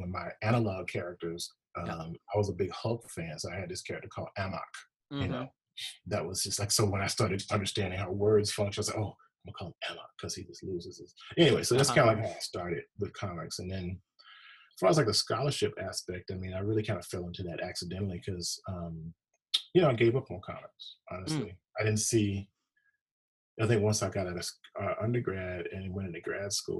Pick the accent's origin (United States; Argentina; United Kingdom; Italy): United States; Mississippi; moved away; I'm from Mississippi originally.